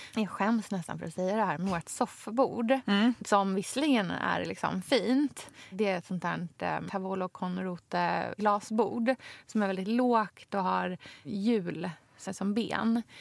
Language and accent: Swedish; Krokek, Östergötland, Sweden; från Krokek utanför Norrköping, där jag kommer ifrån